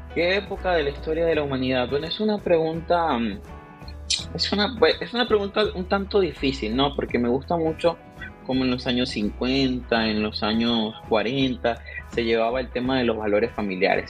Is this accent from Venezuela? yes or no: yes; Sinamaica, Zulia, Venezuela; moved away as an adult; also born or lived in Maracaibo; now in United States; viví toda mi vida hasta hace, un par hasta hace cinco meses en Sinamaica